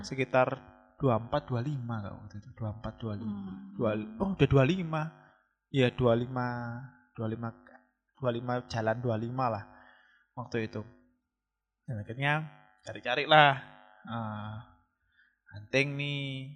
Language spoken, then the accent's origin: Indonesian; Malang, East Java, Indonesia; also born or lived in Jakarta; aku kan, eh, dari Jakarta resign dari tempat kerja di sana, pulang ke Malang, cari kerja dengan tujuan itu cari kerja di Kota Malang atau Jawa Timur